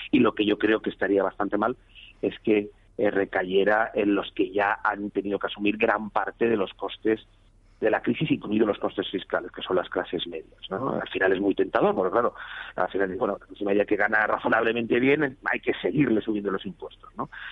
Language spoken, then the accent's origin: Spanish; Valencian Community, Spain; Yo soy valenciano